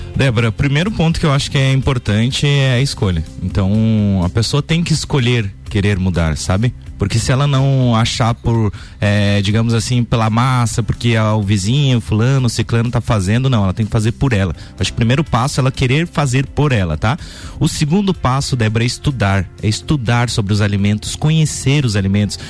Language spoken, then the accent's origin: Portuguese; Lages, Santa Catarina, Brazil; also born or lived in São José; Eu me criei praticamente aqui em Lages, sou natural de São José, né? Então, mas eu vim muito cedo para Lages